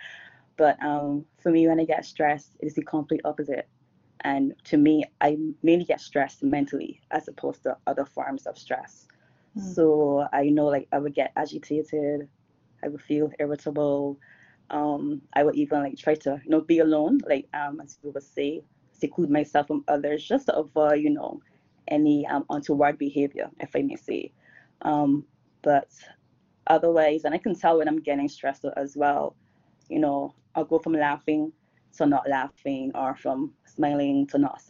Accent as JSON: {"language": "English", "country": "Barbados", "said": "I'm from Barbados, and I'm here now as well in Barbados."}